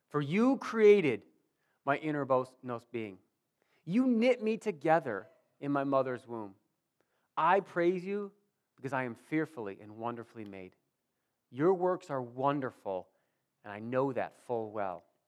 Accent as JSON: {"language": "English", "town": "Warsaw", "country": "United States", "tie": "born or raised there", "said": "I grew up here in Warsaw"}